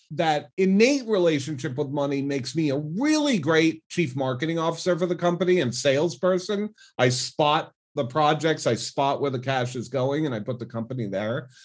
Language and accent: English; Rhode Island, United States; moved away as an adult; also born or lived in New York City / Las Vegas; now in Seattle, United States; I was born and grew up in Rhode Island, specifically in Cranston and Bristol, Rhode Island